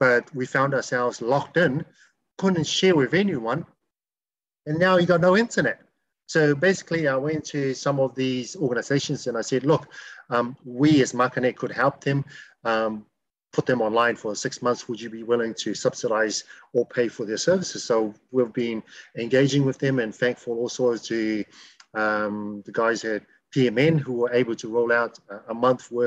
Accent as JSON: {"language": "English", "country": "Niue", "moved": "as an adult", "lives_now": "New Zealand", "said": "I come from Niue"}